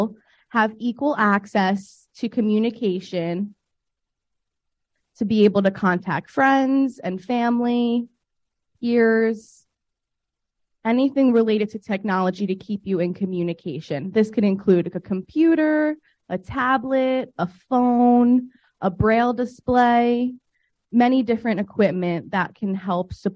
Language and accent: English; New York, United States; I'm from New York, but I work for ICC in New York and Kentucky.